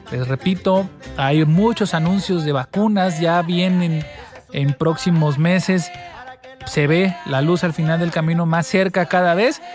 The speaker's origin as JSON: {"language": "Spanish", "town": "Acayucan", "region": "Veracruz", "country": "Mexico", "tie": "born or raised there", "also_born_or_lived": "Jiménez, Chihuahua", "said": "yo, por ejemplo, que soy de Acayucan, mm, toda mi vida crecí viendo esto"}